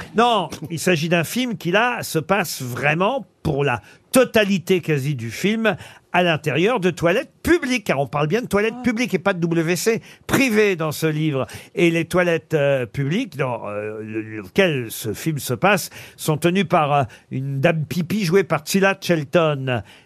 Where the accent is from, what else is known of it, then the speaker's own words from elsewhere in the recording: France; chez nous en France